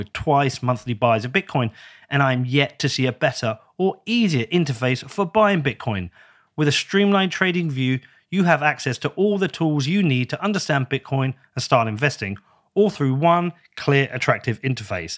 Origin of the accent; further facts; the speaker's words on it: United Kingdom; I'm from the UK